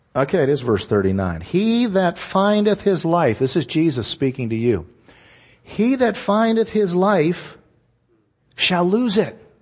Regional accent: Hollidaysburg, Pennsylvania, United States; I grew up in Hollidaysburg, Pennsylvania, which is just, um, outside of Altoona

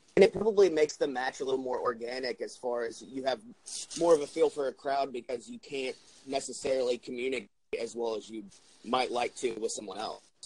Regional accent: New Jersey, United States; I grew up in New Jersey

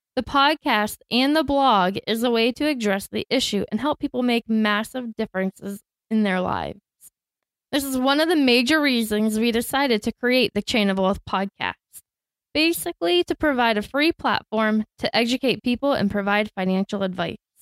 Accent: Tampa, Florida, United States; I grew up in Tampa and went to school to become a teacher

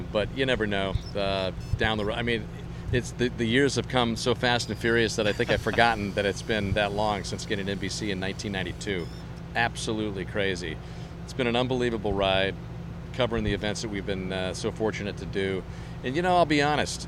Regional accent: United States; I'm an American

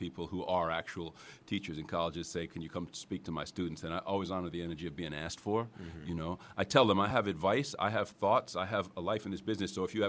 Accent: New York, United States; Westchester County. {S4} So this is home. {S6} This is home.

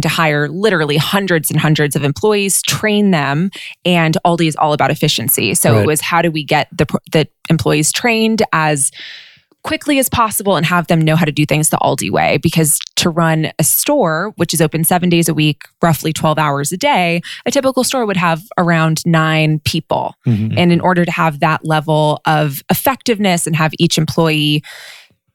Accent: Westchester County, New York, United States; moved away as an adult; also born or lived in Los Angeles, California / Southern California; now in Northern California, United States; I grew up in an area called Westchester County, which is a suburb of New York City

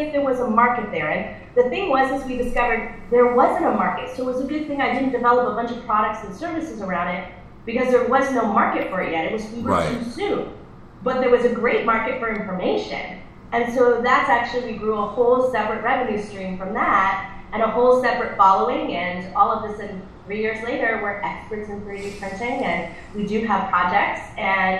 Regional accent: Connecticut, United States; also born or lived in Northern California / Southern California; now in California, United States; I'm from Connecticut originally

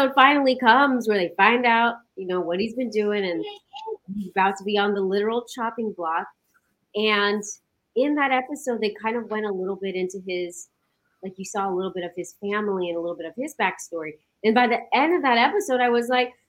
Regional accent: Stockton, California, United States; moved away as an adult; now in Los Angeles, United States; I am originally from Stockton, California, which is a city up in Northern California

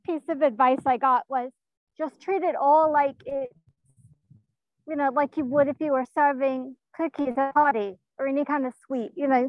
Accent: Tennessee, United States; born there; No, I was born here in Tennessee.

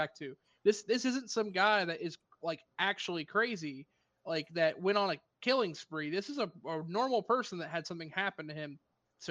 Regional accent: United States; I'm goddamn American.

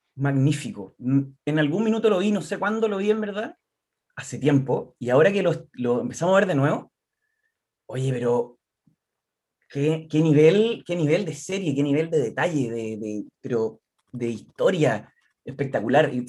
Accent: Concepción, Biobío, Chile; soy de acá de Concepción, eh, de siempre

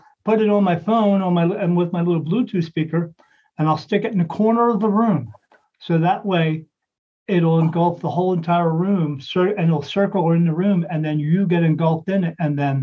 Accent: Ireland; I said, yes, I'm Irish.

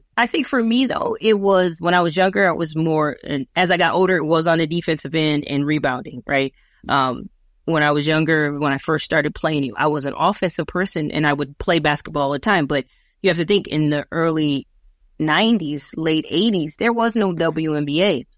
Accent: Minneapolis, Minnesota, United States; also born or lived in California; this is my hometown.

